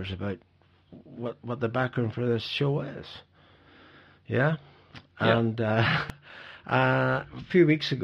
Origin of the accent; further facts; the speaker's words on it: Ireland; now in Bergen, Norway; I'm actually not Norwegian. I'm Irish, but I've lived in Norway